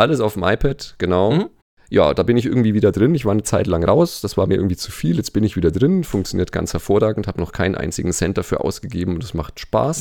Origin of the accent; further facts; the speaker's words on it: Nuremberg, Bavaria, Germany; Also ich leite in äh, Nürnberg, wo ich herkomme, eine Physiotherapie-Schule